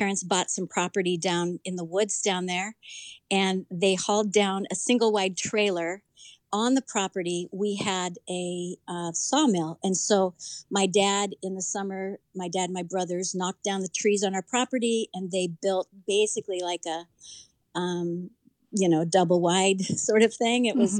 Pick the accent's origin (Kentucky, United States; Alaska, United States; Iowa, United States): Alaska, United States; Homer; So I was raised in Alaska in a little town, little kind of fish town called Homer, which is now kind of popular with some TV shows on Discover Channel. At the time that I was being raised as a young girl there, it was pretty primitive.